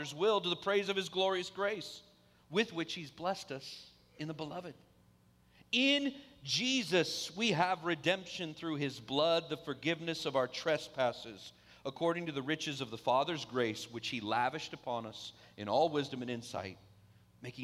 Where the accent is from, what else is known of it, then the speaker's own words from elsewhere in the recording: Vallejo, California, United States; I grew up in Vallejo